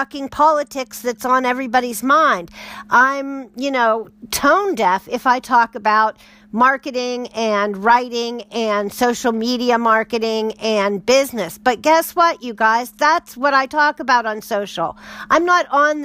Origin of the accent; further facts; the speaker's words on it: United States; speaking as an American, you know, right now, that would be my bias and my background and upbringing